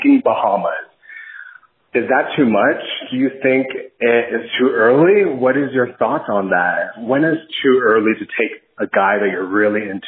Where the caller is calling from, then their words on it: New York, United States; calling from New York, New York.